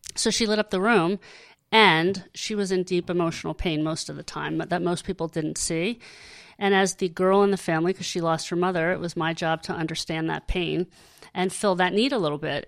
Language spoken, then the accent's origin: English; Hershey, Pennsylvania, United States; I grew up in Hershey